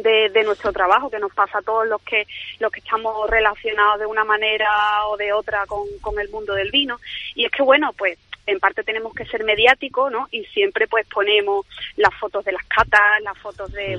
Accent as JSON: {"language": "Spanish", "town": "Jerez de la Frontera", "region": "Andalusia", "country": "Spain", "tie": "born or raised there", "also_born_or_lived": "Seville", "said": "nos hemos ido a Jerez, la verdad que sí, eh, mi tierra, ¿no? Porque yo nací aquí"}